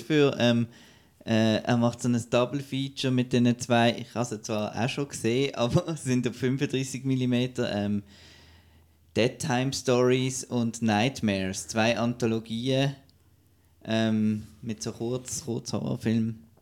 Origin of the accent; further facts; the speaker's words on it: Basel, Basel-Stadt, Switzerland; also born or lived in St. Gallen; now in Zurich, Switzerland; ich komme ja aus, aus Basel ah, ja. und äh, arbeite in St. Gallen